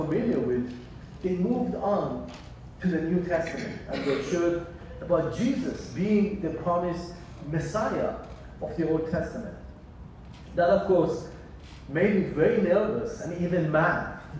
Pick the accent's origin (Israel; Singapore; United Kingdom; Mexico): Israel; born there; moved away; also born or lived in Iran / San Diego, United States; as I was born in Israel, lived in Iran, and in age of 16, ended up in San Diego. So by age of 16, I have already lived in three different countries.